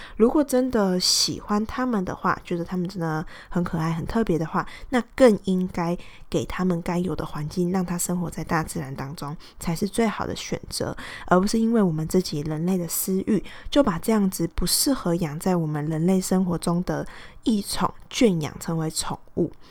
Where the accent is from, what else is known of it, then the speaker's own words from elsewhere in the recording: Pingtung County, Taiwan; 我是，呃，在屏东长大的嘛